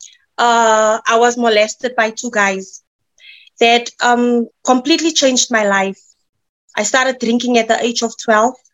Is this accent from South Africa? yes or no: yes; Midrand, Gauteng, South Africa; I'm from Midrand